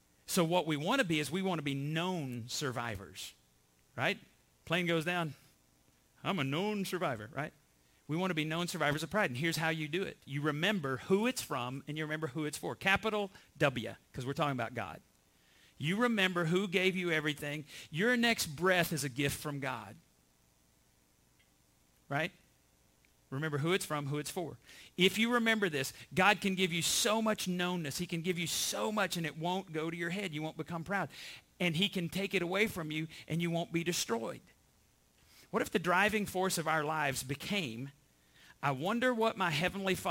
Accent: Borger, Texas, United States; I was born in Borger, Texas

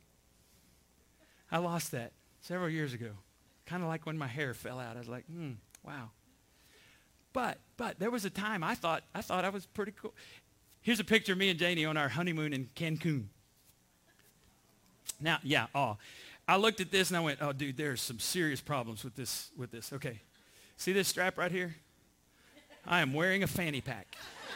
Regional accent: Borger, Texas, United States; I was born in Borger, Texas

